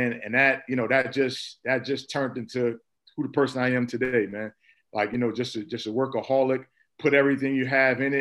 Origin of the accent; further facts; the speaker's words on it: Irvington, New Jersey, United States; also born or lived in Newark, New Jersey; I was born in Newark, New Jersey, raised in Irvington, New Jersey, basically Essex County